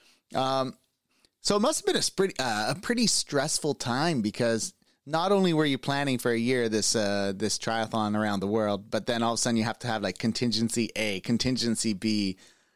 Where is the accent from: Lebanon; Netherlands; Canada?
Canada; as a Canadian